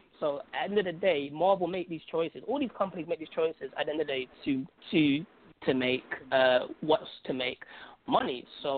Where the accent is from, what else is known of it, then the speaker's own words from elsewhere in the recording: Algeria; I'm from Algeria, I'm from North Africa, so I get to see people of my color